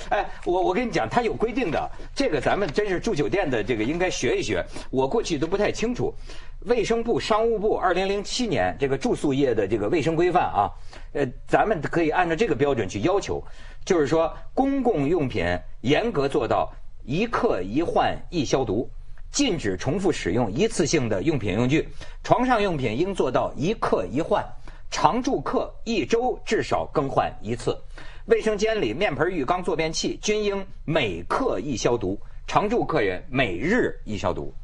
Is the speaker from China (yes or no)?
yes; Hebei, China; 这香港人跟我们河北人不太一样